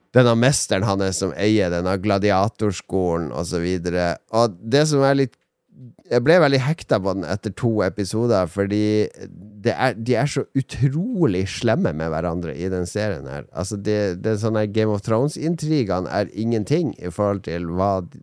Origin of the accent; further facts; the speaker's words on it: Harstad, Troms, Norway; hjemme i Harstad